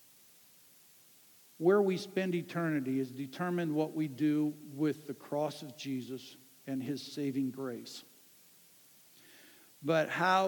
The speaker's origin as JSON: {"language": "English", "town": "Ann Arbor", "region": "Michigan", "country": "United States", "tie": "born or raised there", "said": "a guy that I grew up with in Ann Arbor, Michigan"}